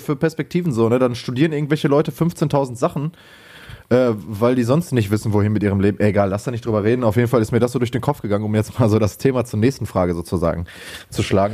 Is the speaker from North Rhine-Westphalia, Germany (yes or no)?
yes; Lünen, North Rhine-Westphalia, Germany; moved away as an adult; now in Bochum, Germany; bei uns in Lünen hieß das halt EPH.